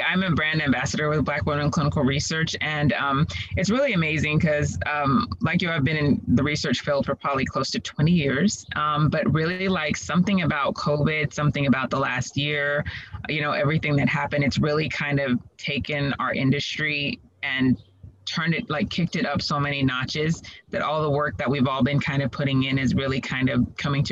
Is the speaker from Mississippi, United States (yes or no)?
no; Dallas, Texas, United States; also born or lived in Waco, Texas / Houston, Texas / Nigeria (ancestry); I'm originally from Dallas area. And so, you know, I am Nigerian by culture